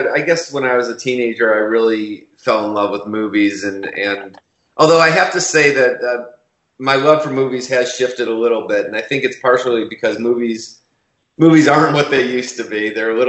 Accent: Chicago, Illinois, United States; moved away as an adult; also born or lived in New York; now in Los Angeles, United States; I grew up in Chicago, and then I went to University of Illinois for undergrad and New York University for graduate school, and then I came out to Los Angeles.

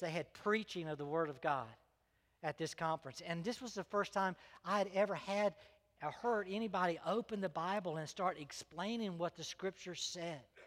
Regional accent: Greenville, South Carolina, United States; also born or lived in North Augusta, South Carolina; my parents moved to Greenville, and Greenville was where I was raised

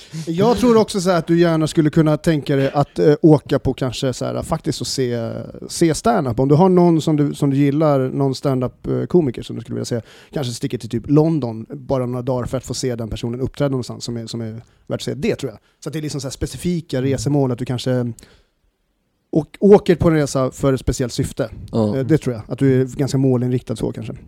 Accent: Stockholm, Stockholm County, Sweden; jag kommer från Årsta.

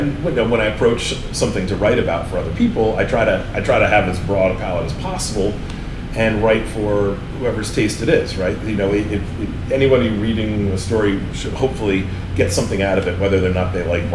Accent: Rhode Island, United States; moved away as an adult; now in New Orleans, United States; I grew up in Rhode Island, grew up in New England up there.

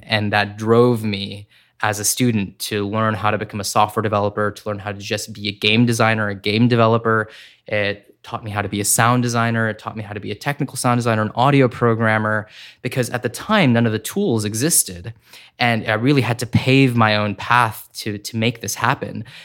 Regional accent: Corning, New York, United States; I grew up in upstate New York in a small town called Corning

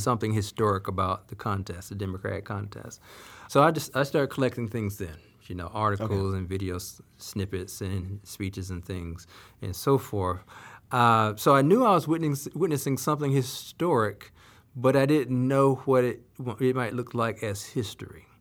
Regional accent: Salisbury, North Carolina, United States; my hometown of Salisbury, North Carolina

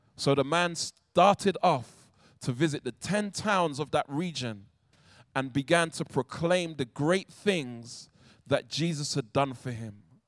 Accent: London, United Kingdom; I'm from South London

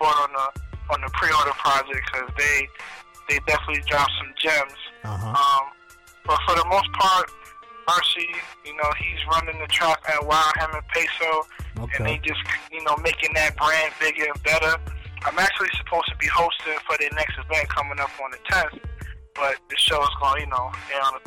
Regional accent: New York City, New York, United States; also born or lived in Harlem; straight out of New York City. You know, born and raised in Brooklyn.

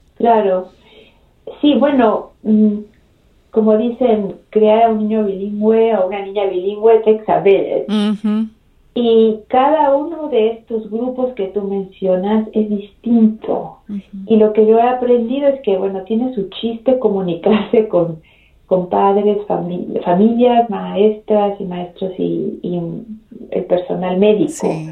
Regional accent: Mexico City, Mexico; also born or lived in Baltimore, Maryland, United States; regresamos a la Ciudad de México cuando yo tenía dos años. Así que crecí en la Ciudad de México

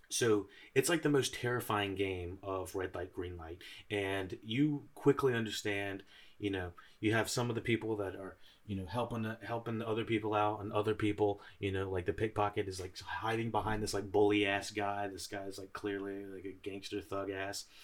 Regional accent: United States; I'm an American

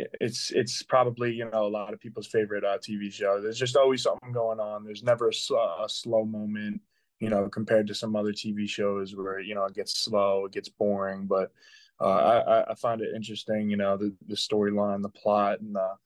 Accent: Manorville, New York, United States; now in Pittsburgh, United States; I grew up on Long Island, New York, in a small town called Manorville

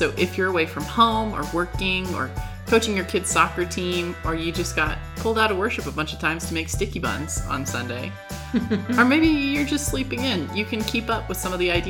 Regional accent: California, United States; when I tell them I'm from California.

